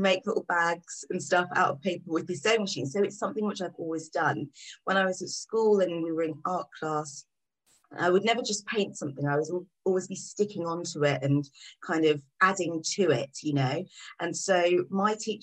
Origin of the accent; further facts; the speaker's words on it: Kent, South East England, United Kingdom; moved away as an adult; now in London, United Kingdom; I grew up on the south coast of England in Kent.